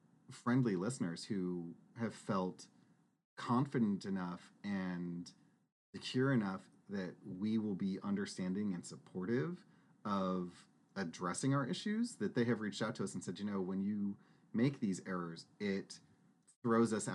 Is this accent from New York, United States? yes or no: no; Texas, United States; we grew up in Texas. Saying "y'all" rolls off the tongue